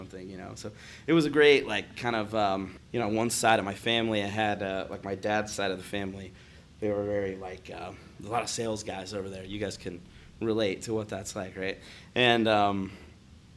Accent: north of Dayton, rural Ohio, United States; I grew up in Ohio. I was born and raised in Ohio. More like, you know, north of Dayton.

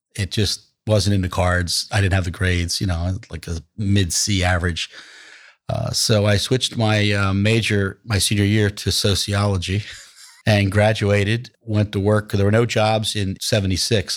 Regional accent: Atlantic City, New Jersey, United States; I'm born and raised in Atlantic City, New Jersey.

